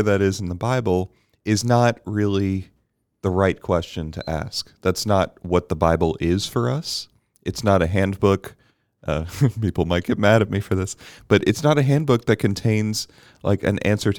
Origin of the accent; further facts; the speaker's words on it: Bermuda; Because I grew up in Bermuda and we didn't have this category.